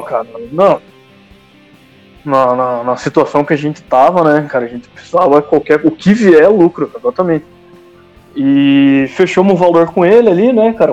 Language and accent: Portuguese; Curitiba, Paraná, Brazil; estamos de Curitiba